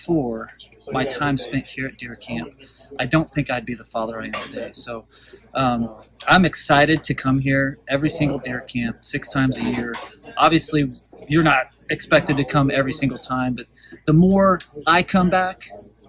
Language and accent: English; Colorado, United States; moved away as an adult; now in Mississippi, United States; I'm originally from Colorado and moved to Mississippi in 2005.